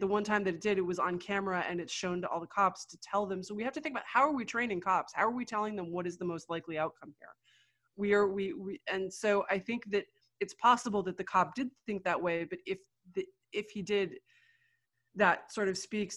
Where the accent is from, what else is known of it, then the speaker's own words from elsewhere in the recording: New York, United States; I grew up in New York.